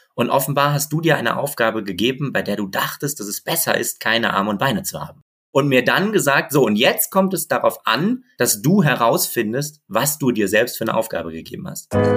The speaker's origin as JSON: {"language": "German", "town": "Bochum", "region": "North Rhine-Westphalia", "country": "Germany", "tie": "born or raised there", "also_born_or_lived": "Berlin", "moved": "yes", "said": "ich bin in Bochum Bochum aufgewachsen"}